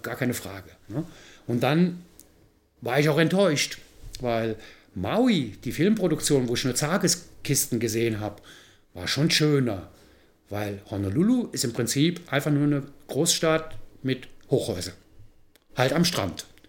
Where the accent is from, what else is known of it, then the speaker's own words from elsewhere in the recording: Mayen, Rhineland-Palatinate, Germany; accent: rheinischer Slang; Aus Mayen in der Eifel